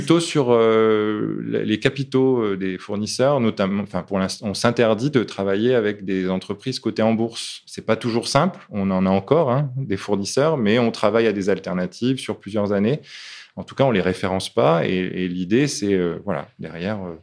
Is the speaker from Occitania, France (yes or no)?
no; Lille, Hauts-de-France, France; moved away; also born or lived in Africa / Annonay; je suis lillois au départ